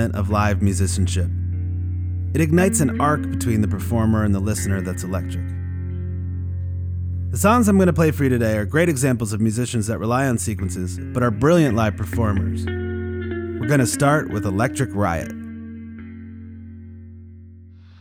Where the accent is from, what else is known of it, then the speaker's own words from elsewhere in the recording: Washington, District of Columbia, United States; Growing up in Washington, D.C.